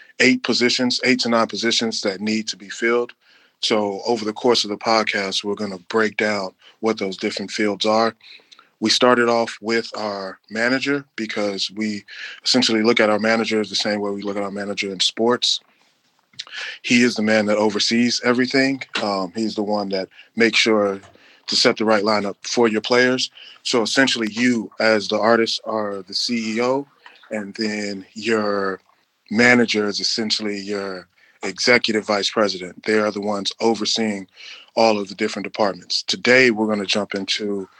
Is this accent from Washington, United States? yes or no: no; Chicago, Illinois, United States; We are three guys from Chicago, so saying based out of Chicago is kind of weird